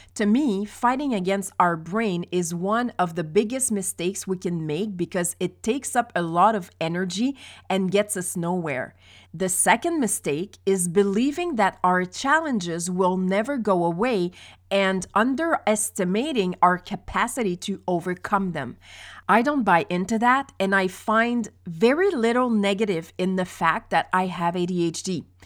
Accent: Quebec, Canada; also born or lived in Montreal; When I was eight years old, we moved from Montreal to a small village on the outskirts of the Saint Lawrence River

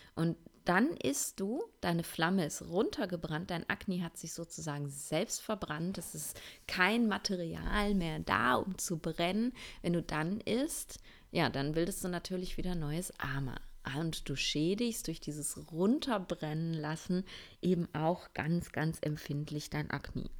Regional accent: Essen, North Rhine-Westphalia, Germany; moved away; ich bin gerade in einer Wohnung in meiner Heimatstadt in Essen

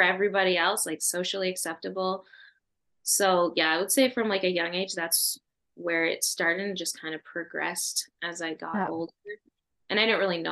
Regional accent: Edmonton, Alberta, Canada; Me and my sisters and I and my dad, we were all born here in Alberta

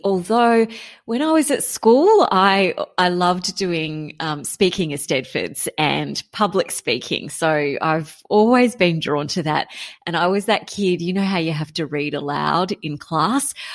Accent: Canberra, Australian Capital Territory, Australia; I grew up in Canberra

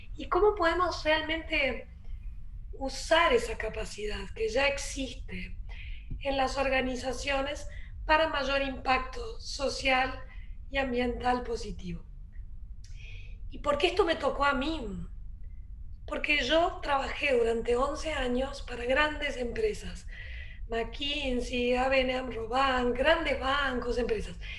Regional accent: Uruguay; also born or lived in Rio de Janeiro, Brazil / Berkeley, California, United States / San Francisco, California, United States; now in Punta del Este, Uruguay; Yo de hecho soy uruguaya, pero viví 20 años afuera

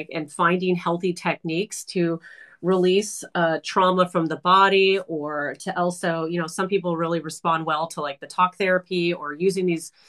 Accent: California, United States; I was born and raised in California, so I'm like I have an aversion to cold, but I'm in Toronto at the moment right now

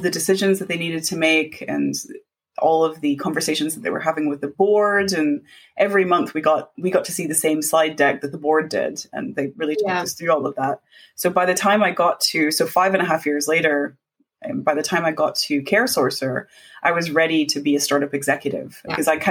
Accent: United States; moved away; We're both immigrants. So she's from Hong Kong and I'm from America

